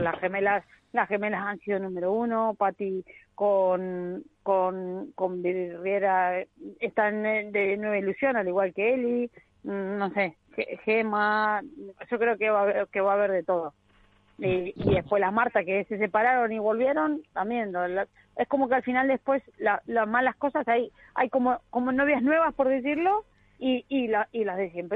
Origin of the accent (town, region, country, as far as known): Argentina